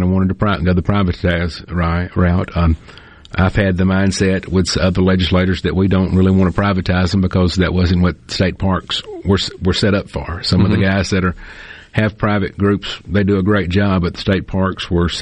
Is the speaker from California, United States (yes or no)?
no; Morton, Mississippi, United States; my hometown